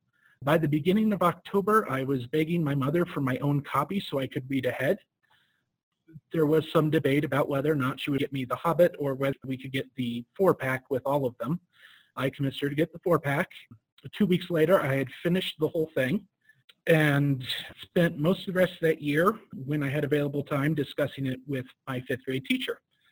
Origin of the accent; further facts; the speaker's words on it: Colorado Springs, Colorado, United States; I'm 36, and I am from Colorado Springs, Colorado.